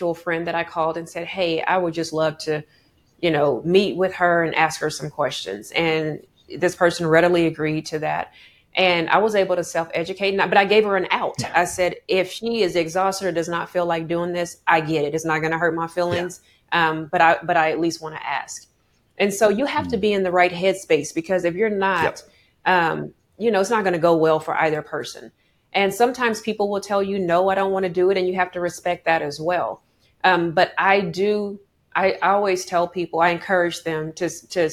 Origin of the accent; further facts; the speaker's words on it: Oklahoma, United States; I'm from Oklahoma